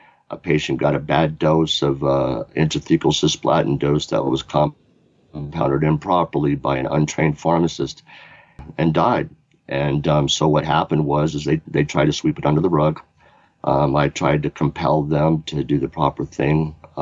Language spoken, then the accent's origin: English; Oklahoma City, Oklahoma, United States; now in Fort Collins, United States; I was born in Oklahoma City, Oklahoma in 1965